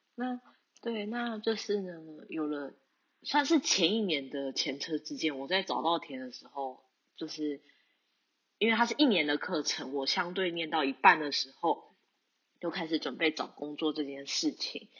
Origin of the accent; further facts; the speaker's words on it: New Taipei, Taiwan; moved away as an adult; now in Tokyo, Japan; 我是来自台湾的台北，不过准确来说应该是新北市，台北的隔壁的